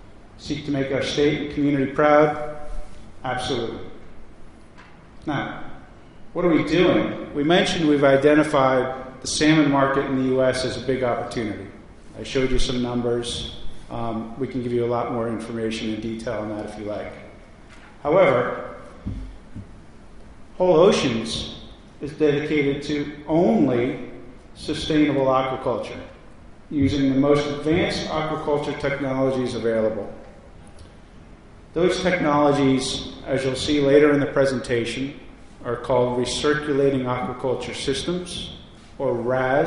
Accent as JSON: {"language": "English", "town": "Yarmouth", "region": "Maine", "country": "United States", "tie": "born or raised there", "said": "I grew up in Yarmouth"}